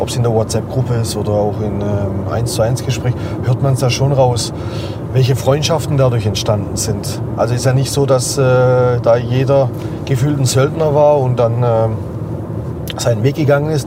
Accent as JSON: {"language": "German", "region": "Baden-Württemberg", "country": "Germany", "tie": "born or raised there", "said": "eins, zwei, drei Häuser, wo ich groß geworden bin"}